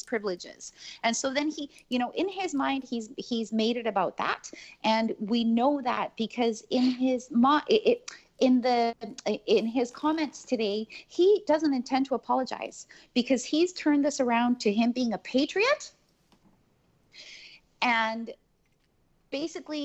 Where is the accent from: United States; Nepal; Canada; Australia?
Canada; born or raised there